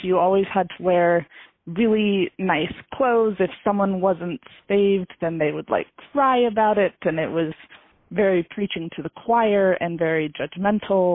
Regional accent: Lewistown, Montana, United States; also born or lived in Bozeman, Montana; I'm from Lewistown, Montana. It's a city of less than 6,000 people

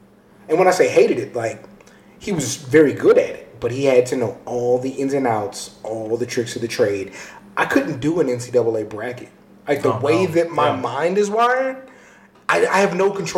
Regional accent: United States; As Americans

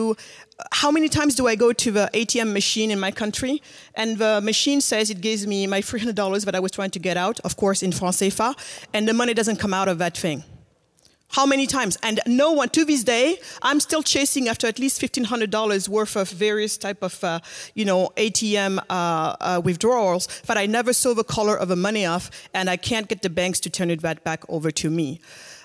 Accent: Senegal; I'm originally from Senegal

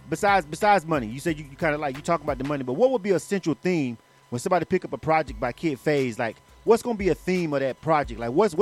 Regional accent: Panama City, Florida, United States; moved away as an adult; now in Atlanta, United States; I'm from Florida. I'm actually from Panama City. I'm born and raised. I'm an 850 boy.

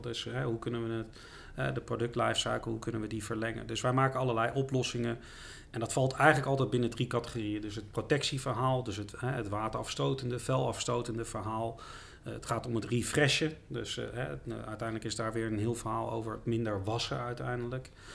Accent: The Hague, South Holland, Netherlands; Ik ben wel een echte Haagse jongen

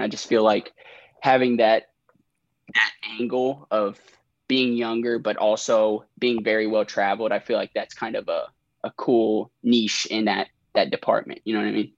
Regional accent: Elizabethtown, Kentucky, United States; now in Lexington, United States; I'm from Elizabethtown, Kentucky

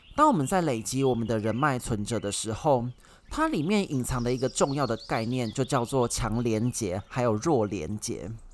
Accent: Taichung, Taiwan; moved away as an adult; now in Taipei, Taiwan; 我们的家乡台中

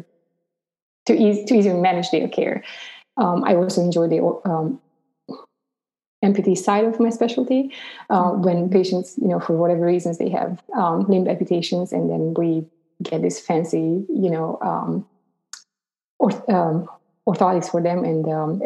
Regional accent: Romania; moved away as an adult; I grew up in Romania.

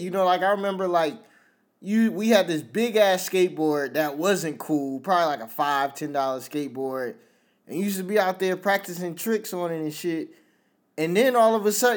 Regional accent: Virginia, United States; born or raised there; also born or lived in New York

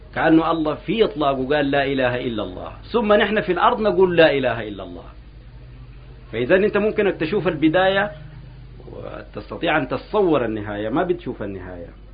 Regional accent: Sudan; نحن كان عندنا في السودان هنا

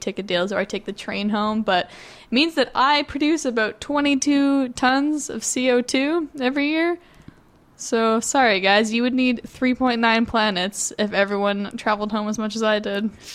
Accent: Toronto, Ontario, Canada; moved away as an adult; I'm from Toronto

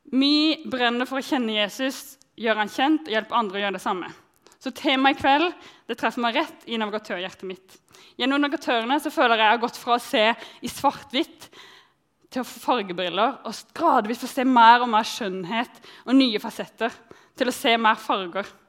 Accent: countryside outside Arendal, Agder, Norway; jeg vokste opp på bygda utenfor Arendal

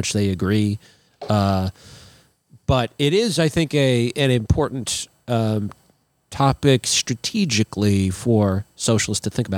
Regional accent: Minnesota, United States; as a Minnesotan

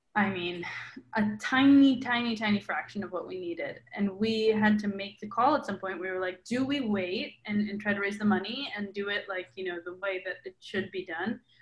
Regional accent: Milwaukee, Wisconsin, United States; I grew up in Milwaukee, Wisconsin, which is there are not a lot of Latinos there.

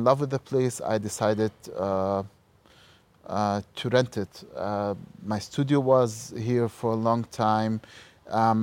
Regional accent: Ramallah, West Bank, Palestine; moved away as an adult; also born or lived in Halle, Germany; now in Berlin, Germany; I grew up in Ramallah in Palestine

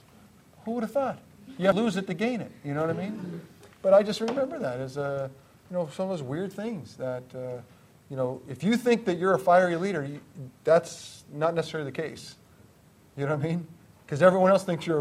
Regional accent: Greenwich, Connecticut, United States; I grew up in Greenwich, Connecticut

